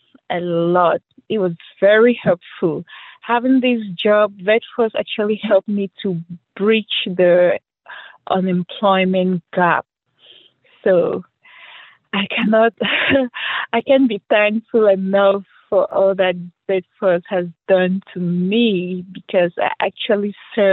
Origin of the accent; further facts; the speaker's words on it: Cameroon; moved away as an adult; I wasn't born here and I grew up and I started working in Africa, my home country, Cameroon